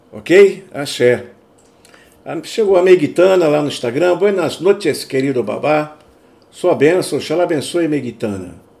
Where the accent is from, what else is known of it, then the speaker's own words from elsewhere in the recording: Brazil; now in Europe; eu sou brasileiro